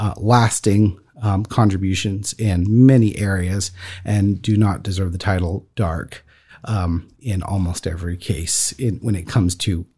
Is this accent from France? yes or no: yes; France; The fourth emperor of Rome, Claudius, most famously, and so I grew up walking on Roman roads. And as the son of a minister of the gospel who and church planter in France, I've grown up hearing him talk